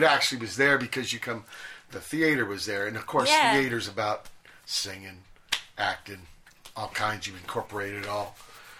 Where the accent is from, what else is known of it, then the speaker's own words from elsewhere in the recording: Virginia, United States; You know, I came from Virginia.